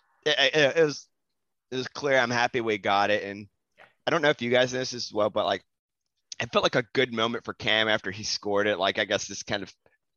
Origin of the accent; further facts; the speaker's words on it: United States; We're American